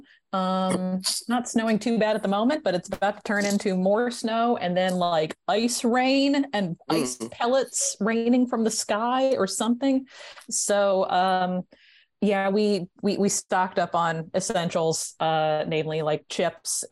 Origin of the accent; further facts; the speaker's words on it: California, United States; I'm a Californian